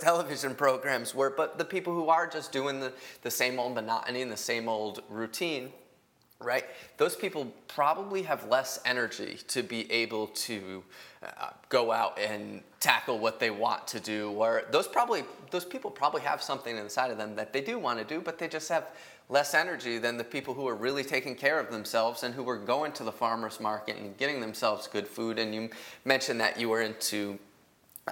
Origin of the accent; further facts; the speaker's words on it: Minnesota, United States; I'm from Minnesota. My dad's from Wisconsin, but I'm from Minnesota